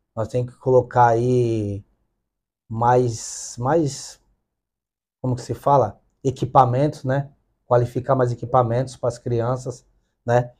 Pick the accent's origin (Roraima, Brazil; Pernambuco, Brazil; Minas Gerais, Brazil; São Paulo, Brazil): São Paulo, Brazil; Santos; sou lá de uma comunidade carente, né? lá do Dique da Vila Gilda